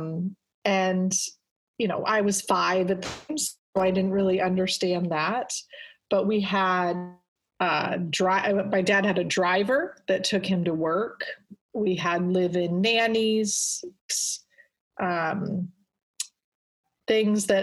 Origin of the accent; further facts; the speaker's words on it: Omaha, Nebraska, United States; also born or lived in South Korea / Brussels; I grew up in an Air Force family. My dad was a three-star general when I was born. And I lived in different countries. I lived in Korea and Brussels. And then my dad retired. And I grew up in Omaha, Nebraska.